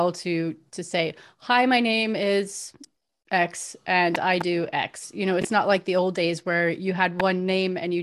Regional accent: Florida, United States; I grew up in Florida

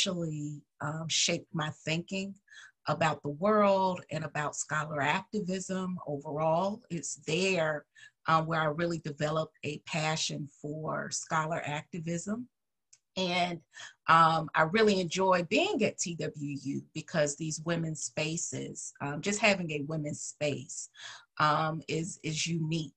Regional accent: Atlanta, Georgia, United States; moved away; I'm originally from Atlanta, Georgia, proud Georgian.

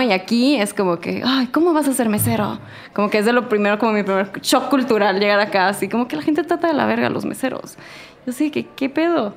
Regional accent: Tijuana, Baja California, Mexico; now in Mexico City, Mexico

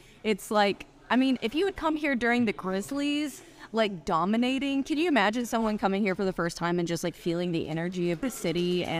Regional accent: Germantown, Tennessee, United States; now in Memphis, United States; I grew up in Germantown.

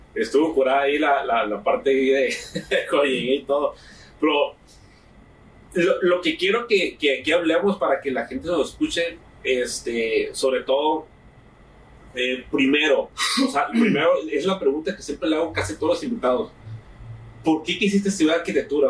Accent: Santa Rosalía, Baja California Sur, Mexico; mi rancho, de mi pueblo, de Santa Rosalía, Baja

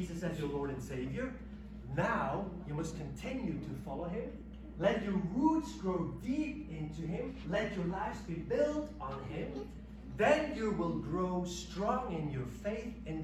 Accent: Switzerland; moved away; I'm from Switzerland

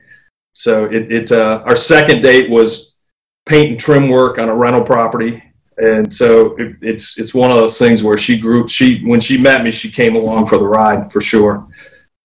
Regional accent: Jackson, Michigan, United States; also born or lived in Lansing, Michigan; now in West Ashley, South Carolina, United States; I was born in Lansing, Michigan. My mom and dad moved from Lansing to Jackson, Michigan when I was 1

